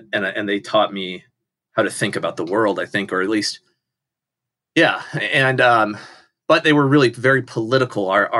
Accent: Washington, United States; also born or lived in Southern California; Yeah. I'm a West Coast guy. So I was born in California, Southern California. As in various places in Southern California as a little kid, then moved up to Washington State as a school kid, and then lived outside of Seattle there through high school.

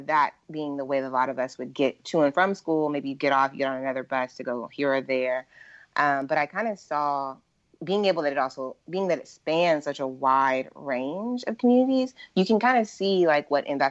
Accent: Washington, District of Columbia, United States; I grew up in Bloomingdale, like in Northwest.

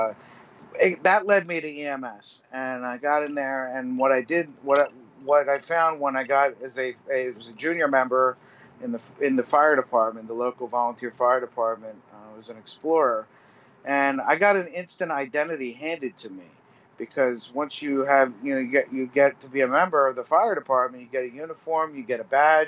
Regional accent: New Jersey, United States; I grew up in New Jersey. I was a paramedic in New Jersey for 15 years.

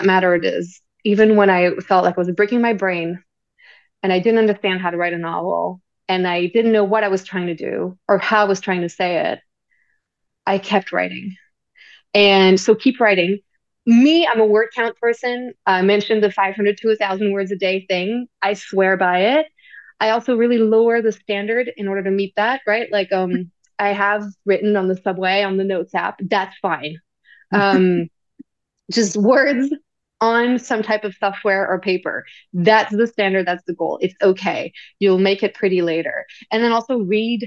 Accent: near Paris, Île-de-France, France; English is a second language; moved away as an adult; also born or lived in London; now in New York City, United States; I grew up and studied in France

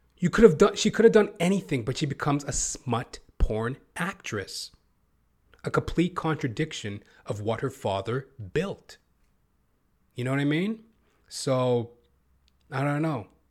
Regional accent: Toronto, Ontario, Canada; I hail from Toronto, Canada

